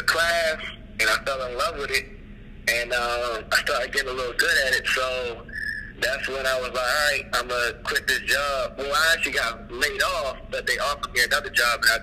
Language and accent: English; Baltimore, Maryland, United States; also born or lived in Atlanta; now in Los Angeles, United States; I am originally from Baltimore, Maryland. I've done a little bit of moving around in my life, but yeah, originally from Baltimore, and I started acting in Atlanta. And now I am currently in L.A